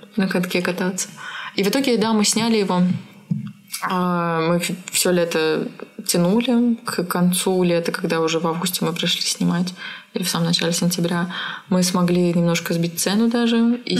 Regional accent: Siberia, Russia; я родилась в Сибири

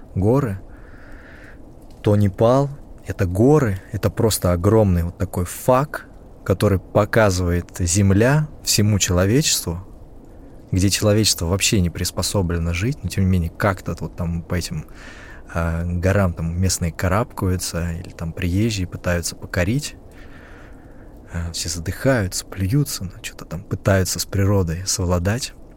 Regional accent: Russia; moved away; оказался в электричке небезызвестной а Москва-Петушки, которая доставила меня а в мой родной город

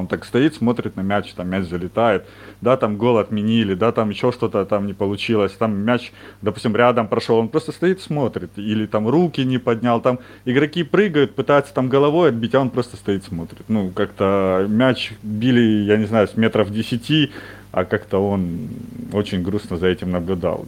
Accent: Ukraine; Я вот сам из Украины

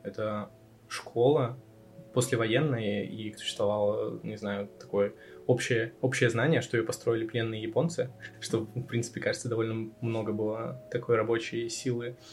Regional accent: Vladivostok, Primorsky Krai, Russia; moved away as an adult; also born or lived in Naberezhnye Chelny; now in Riga, Latvia; я считаю, что я из Владивостока, хоть я там не родился

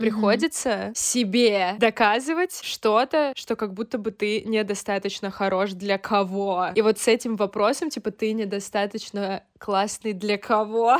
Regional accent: Krasnodar, Krasnodar Krai, Russia; я сейчас нахожусь в своей э, комнате, в которой я выросла, э, в Краснодаре

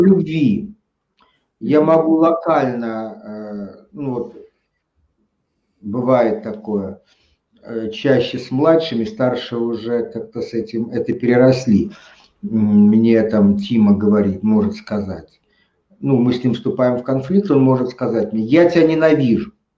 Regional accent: Tashkent, Uzbekistan; я родился в Узбекистане, в Советском Союзе, в Ташкенте

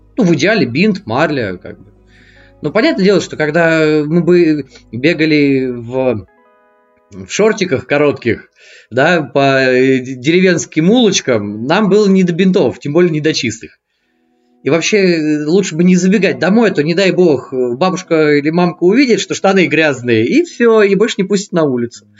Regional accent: Moscow, Russia; also born or lived in Voronezh; мне 35, я из Москвы

